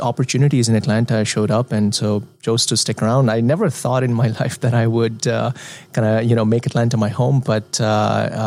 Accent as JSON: {"language": "English", "country": "India", "moved": "yes", "said": "I am an expat from India"}